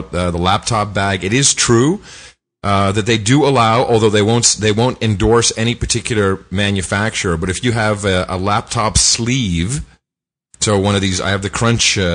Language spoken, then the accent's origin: English; United States; I'm an American